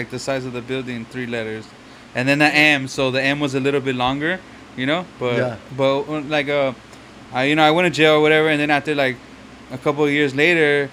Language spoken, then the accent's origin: English; Los Angeles, California, United States; moved away; I'm from East Los Angeles originally.